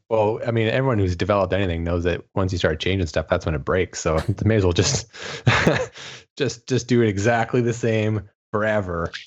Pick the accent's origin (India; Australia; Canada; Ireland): Canada; being Canadian, I'm technically an ESA member state